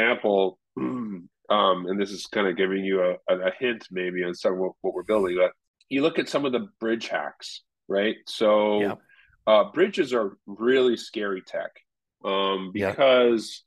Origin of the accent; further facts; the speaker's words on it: Canada; Al and I are both Canadian